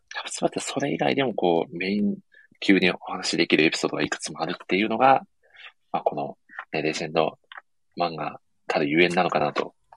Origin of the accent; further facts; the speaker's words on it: Ehime, Japan; 地元の愛媛